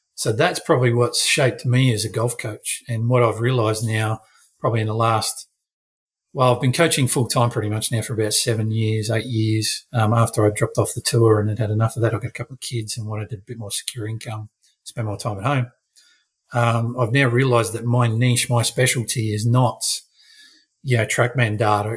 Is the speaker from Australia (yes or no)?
yes; South Australia, Australia; now in Queensland, Australia; I am still South Australian.